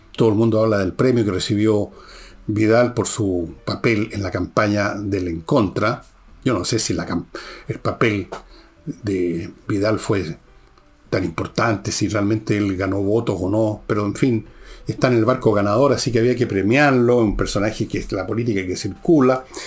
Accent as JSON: {"language": "Spanish", "country": "Chile", "said": "yo y muchos chilenos, muchos chilenos, estamos mirando ahora a Argentina"}